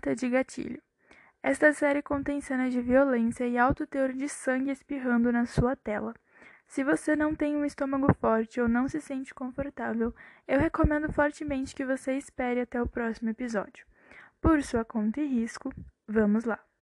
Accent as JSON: {"language": "Portuguese", "country": "Brazil", "said": "como boa brasileira que sou"}